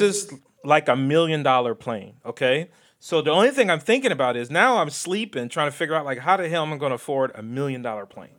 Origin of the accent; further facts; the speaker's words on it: Ohio, United States; moved away as an adult; also born or lived in Chicago; I'm from Ohio